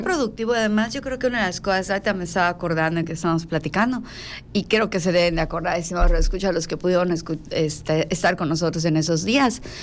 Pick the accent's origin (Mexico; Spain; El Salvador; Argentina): Mexico; also born or lived in Yucatán; como buenos mexicanos